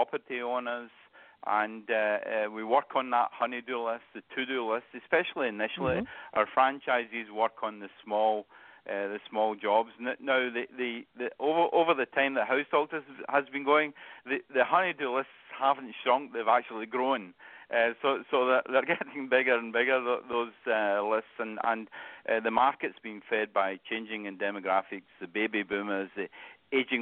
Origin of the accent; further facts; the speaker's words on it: Scotland, United Kingdom; accent: Scottish; moved away as an adult; now in Cincinnati, United States; I still have that Scottish accent. So originally from Scotland